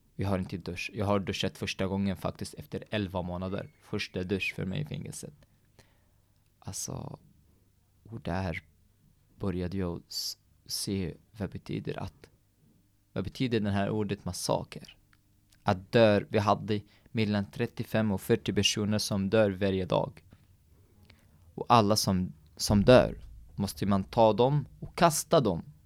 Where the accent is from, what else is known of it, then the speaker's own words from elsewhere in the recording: Syria; Swedish is a second language; moved away as an adult; also born or lived in Baniyas, Syria; now in Norway; vi var inte hungriga i Syrien